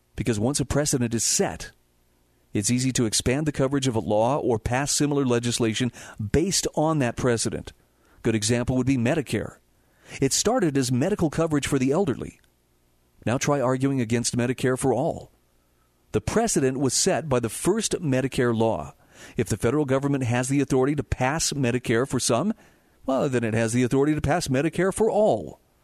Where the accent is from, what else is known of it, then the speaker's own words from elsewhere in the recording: Utah, United States; My home state of Utah